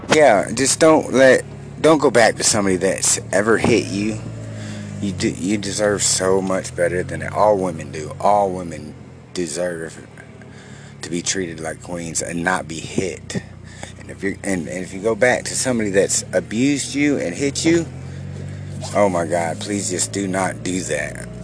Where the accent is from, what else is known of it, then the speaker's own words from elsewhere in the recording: the South, United States; I'm from the South